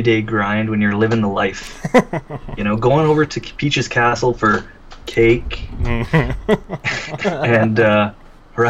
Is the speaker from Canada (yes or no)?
yes; Canada; I'm Canadian